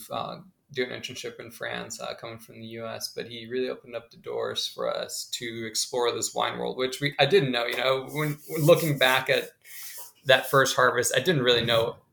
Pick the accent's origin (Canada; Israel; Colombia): Colombia; English is a second language; now in United States; I grew up originally in Colombia